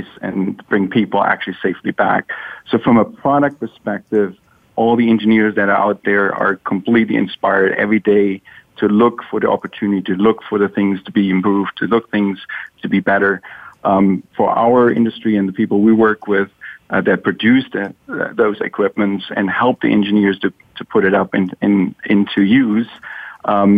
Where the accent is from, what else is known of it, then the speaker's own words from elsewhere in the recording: Germany; now in Seattle, United States; I grew up in Germany